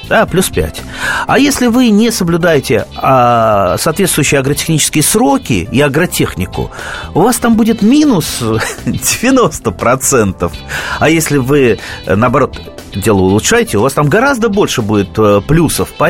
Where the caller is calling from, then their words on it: Krasnoyarsk, Krasnoyarsk Krai, Russia; Красноярск, здравствуйте.